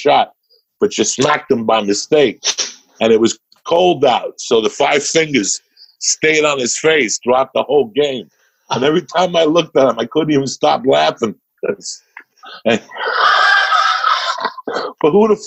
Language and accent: English; North Bergen, New Jersey, United States; growing up in North Bergen